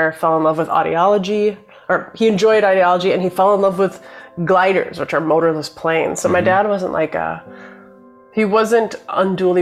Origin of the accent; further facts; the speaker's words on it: Minneapolis, Minnesota, United States; I grew up in Minneapolis, Minnesota.